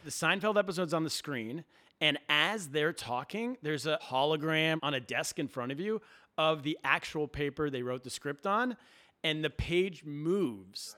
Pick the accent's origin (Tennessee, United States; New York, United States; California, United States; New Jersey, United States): California, United States; Sacramento; moved away as an adult; also born or lived in Suzhou, China; now in Brooklyn, United States; I grew up in Sacramento, California, but my comedy career started in a place called Suzhou, China.